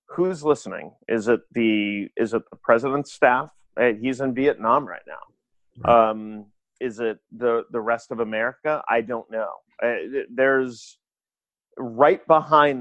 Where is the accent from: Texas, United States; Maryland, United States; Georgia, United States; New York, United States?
Maryland, United States; Elijah Cummings, who is a representative from my home state